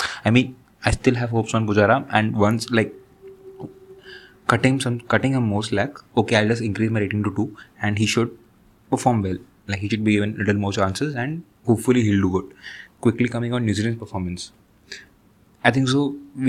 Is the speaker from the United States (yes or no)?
no; India; as an Indian cricket fan, I'll just end up India's side